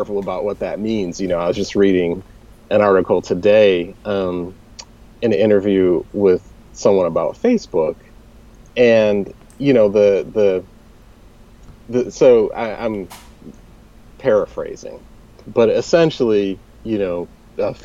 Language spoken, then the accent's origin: English; Detroit, Michigan, United States; I grew up in Detroit